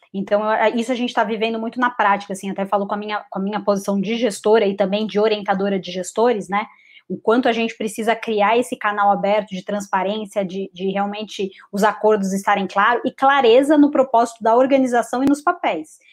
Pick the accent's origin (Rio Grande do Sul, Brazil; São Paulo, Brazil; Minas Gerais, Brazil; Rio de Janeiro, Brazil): São Paulo, Brazil; also born or lived in Florianópolis; eu sou de São Paulo